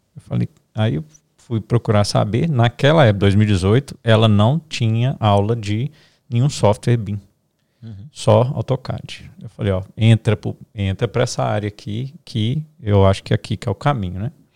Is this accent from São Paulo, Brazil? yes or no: no; Minas Gerais, Brazil; Nós somos aqui de Minas